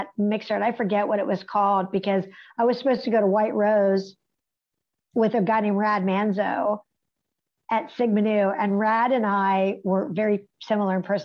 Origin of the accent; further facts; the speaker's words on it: West Virginia, United States; Growing up in West Virginia, this is where I got my theater experience